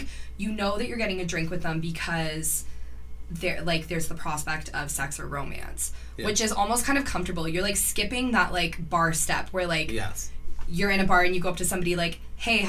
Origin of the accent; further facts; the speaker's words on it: Cambridge, Ontario, Canada; I don't live in Cambridge, but I was born and raised in Cambridge.